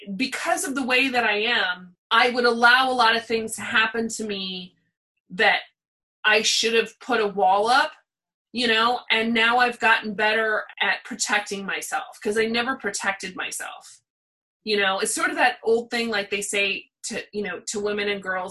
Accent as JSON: {"language": "English", "town": "Pasadena", "region": "California", "country": "United States", "tie": "born or raised there", "said": "We lived in Pasadena, so we didn't live in Hollywood"}